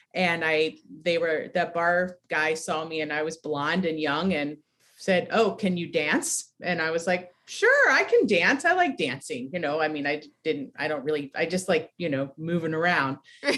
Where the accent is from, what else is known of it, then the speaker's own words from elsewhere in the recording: Ketchikan, Alaska, United States; born there; moved away as an adult; also born or lived in all over the U.S.; Okay, so I was born in Alaska, in Ketchikan, Alaska, and I grew up all over the U.S. My dad worked for Amtrak, and so we moved around a lot, fixing up the railroad. I moved to California when I was 19.